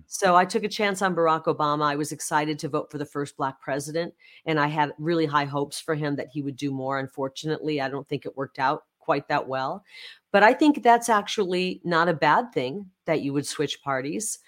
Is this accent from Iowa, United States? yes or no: yes; Iowa side of the Mississippi River, United States; now in Arizona, United States; I grew up in the Midwest. I grew up an hour from the hometown of Ronald Reagan